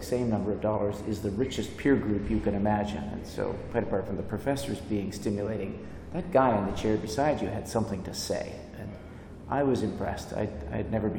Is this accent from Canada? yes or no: yes; Canada; moved away as an adult; I was from Canada